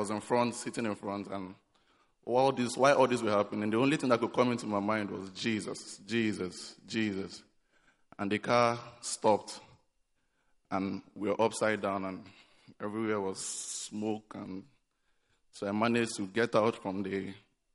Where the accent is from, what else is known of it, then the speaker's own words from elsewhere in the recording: Nigeria; now in Accra, Ghana; back home in Nigeria